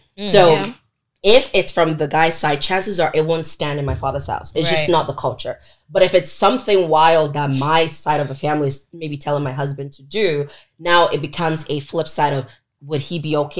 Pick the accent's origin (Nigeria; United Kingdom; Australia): Nigeria; Onitsha, Anambra; now in Toronto, Canada; I'm from Anambra and I'm from Onitsha.